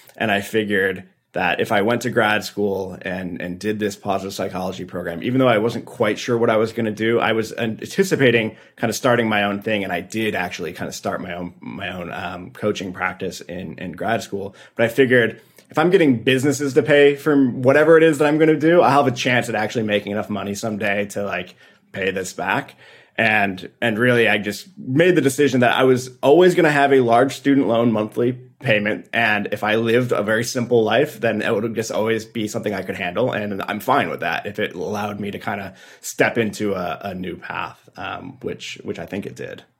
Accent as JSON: {"language": "English", "town": "Detroit", "region": "Michigan", "country": "United States", "tie": "born or raised there", "said": "playing triple A growing up in Detroit"}